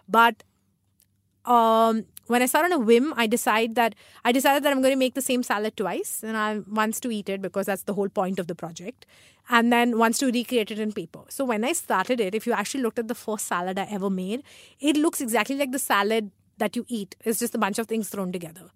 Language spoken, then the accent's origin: English; Mumbai, Maharashtra, India; also born or lived in Chennai; I've been raised here